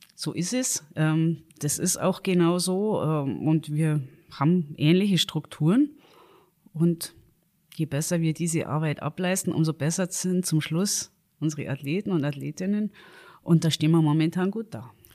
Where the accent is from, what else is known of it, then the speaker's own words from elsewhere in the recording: Garmisch-Partenkirchen, Bavaria, Germany; ich bin natürlich äh, in Garmisch geboren